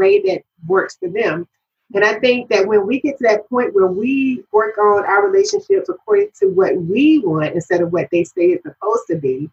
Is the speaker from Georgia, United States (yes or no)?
yes; Georgia, United States; now in Maryland, United States; I'm from Georgia, you know. I'm in Maryland now, but I was born and raised in Georgia